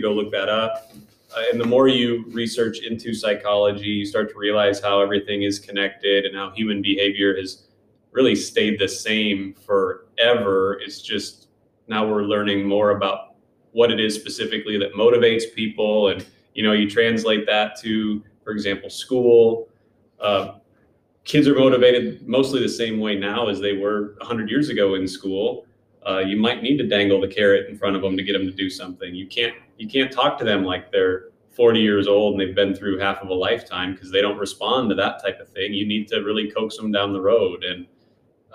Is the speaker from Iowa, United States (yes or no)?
yes; St. Ansgar, Iowa, United States; Originally, I'm from St. Ansgar, Iowa, which from Iowa Falls, hour and a half northeast or so, small town